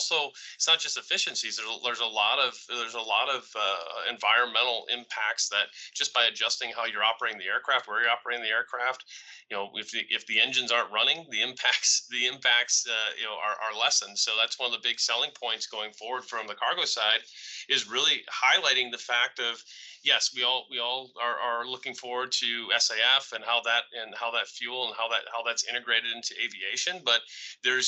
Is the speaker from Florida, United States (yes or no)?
no; Rockford, Illinois, United States; I'm from Rockford. I grew up in the area